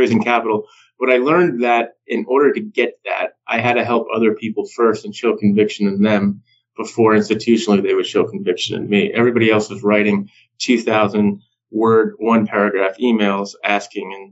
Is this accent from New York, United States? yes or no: yes; New York, United States; moved away as an adult; now in Las Vegas, United States; I'm born and raised in New York. I've lived in New York City up until recently.